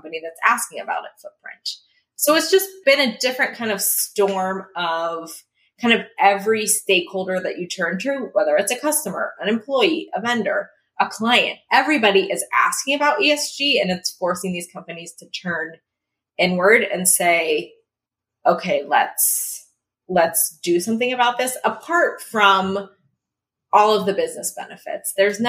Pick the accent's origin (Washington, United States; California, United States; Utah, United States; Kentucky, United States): Washington, United States; born or raised there